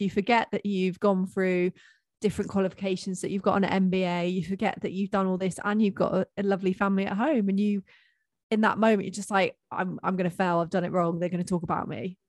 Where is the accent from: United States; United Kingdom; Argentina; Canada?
United Kingdom